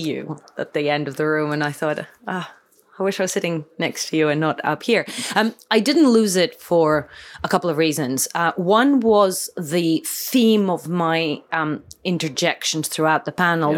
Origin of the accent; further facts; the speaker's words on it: Athens, Attica, Greece; I was born and raised in Athens